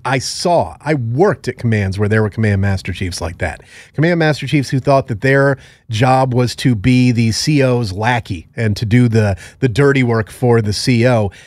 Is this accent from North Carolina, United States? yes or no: no; Connecticut, United States; when I was growing up in Connecticut